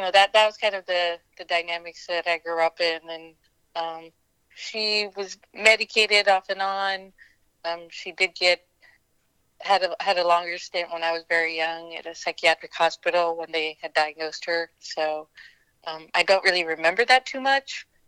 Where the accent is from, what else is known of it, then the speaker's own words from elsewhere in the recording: PA, about an hour outside of Pittsburgh, Pennsylvania, United States; also born or lived in Delhi, India; I was born in Delhi, actually. I stayed there for a few years and then grew up in uh, PA, about an hour outside of Pittsburgh